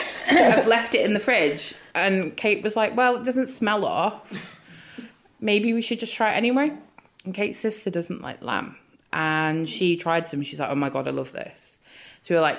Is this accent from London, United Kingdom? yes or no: no; Ormskirk, North West England, United Kingdom; born and raised in Ormskirk